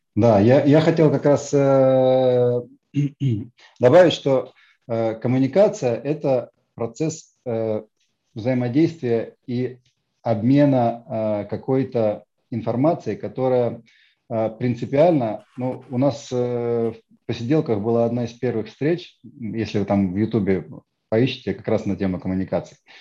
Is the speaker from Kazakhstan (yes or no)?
no; Tallinn, Harju County, Estonia; я из Эстонии, я из Сталина